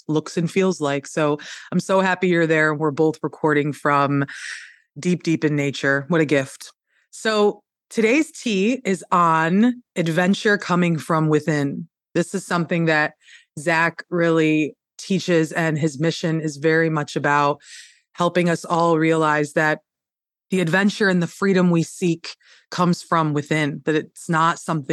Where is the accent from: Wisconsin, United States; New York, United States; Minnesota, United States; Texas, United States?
New York, United States; upstate; where I'm from in upstate New York, the real upstate